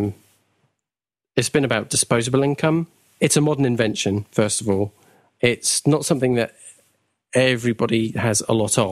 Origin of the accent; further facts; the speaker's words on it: United Kingdom; we're British